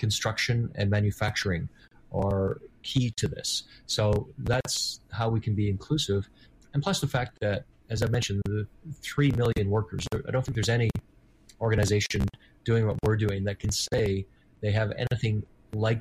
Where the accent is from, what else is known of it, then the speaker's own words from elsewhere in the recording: Vancouver, British Columbia, Canada; I remember growing up in Vancouver in the 1970s